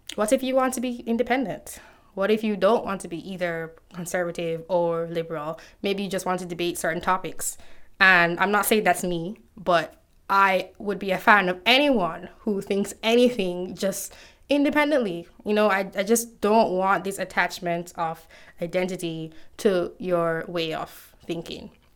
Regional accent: Jamaica; One of the books we had to read in high school growing up in Jamaica

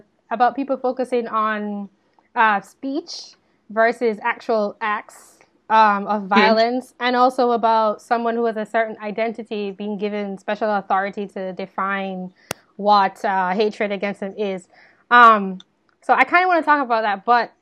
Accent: Jamaica; I grew up in Jamaica

